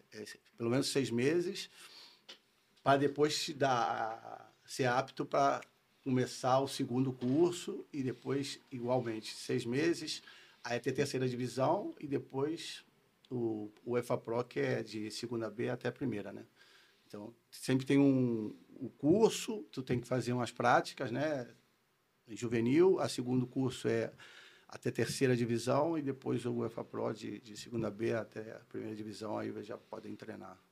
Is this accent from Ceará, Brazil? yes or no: no; Rio de Janeiro, Brazil; accent: carioca; moved away as an adult; also born or lived in Minas Gerais / Spain; vim com um ano para o Rio, então tenho sotaque carioca